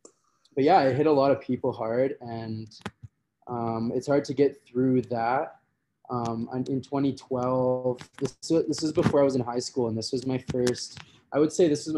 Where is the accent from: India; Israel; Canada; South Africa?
Canada; Red Deer, Alberta; So growing up in Central Alberta, Red Deer, which is a city of like 100,000 people, in between, right in the middle of Edmonton and Calgary.